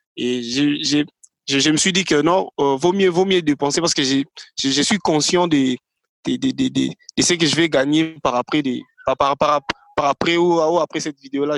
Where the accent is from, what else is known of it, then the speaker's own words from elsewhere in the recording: Kinshasa, DR Congo; Congolais euh, Congo Kinshasa, Kinshasa, voilà. Je suis résident, d'ailleurs, je, je, réside à Kinshasa. Je suis congolais, mon père est congolais, également ma mère aussi